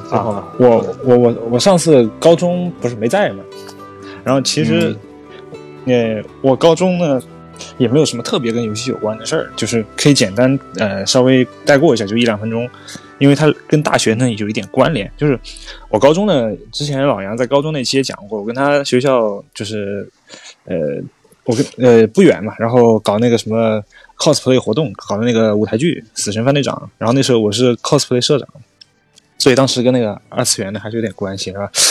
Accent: Zhejiang, China; moved away as an adult; also born or lived in Xinjiang; 我是浙江人，去新疆读大学

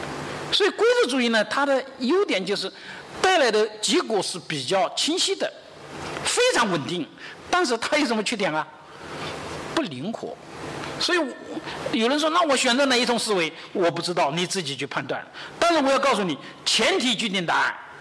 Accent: China; 我们中国人呢，往往是实用主义的。

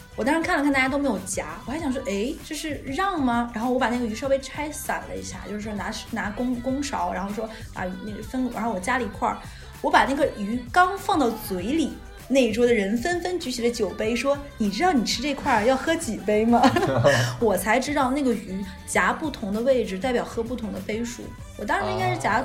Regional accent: Northeast China, China; 我们东北人

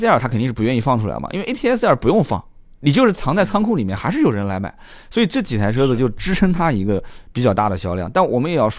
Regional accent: China; 就我我们我们这个也没啥移民，我们就是土生土长。你像我就当地土生土长，你可能在上海打拼，但是老家的那个根还在那个位置

